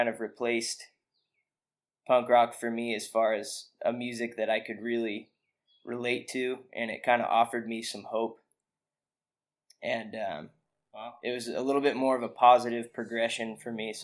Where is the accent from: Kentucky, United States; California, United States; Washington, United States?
California, United States; Ben Lomond; moved away as an adult; now in Austin, United States; I grew up in Ben Lomond, which is basically a little mountain town outside of Santa Cruz